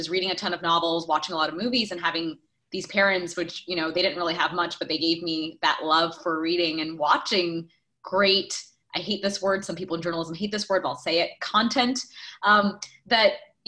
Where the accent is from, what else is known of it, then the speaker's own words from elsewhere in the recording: New York City, New York, United States; also born or lived in Chhattisgarh, India; I grew up partly in the Bronx and partly in Queens